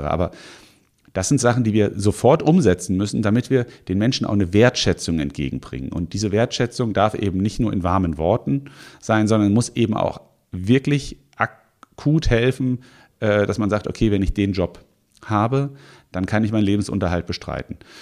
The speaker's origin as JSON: {"language": "German", "area": "Offenbach district, Frankfurt area", "region": "Hesse", "country": "Germany", "tie": "born or raised there", "moved": "yes", "lives_now": "Mainz, Germany", "said": "ich bin im, äh, im Raum ähm, Frankfurt aufgewachsen, im Kreis Offenbach fairerweise"}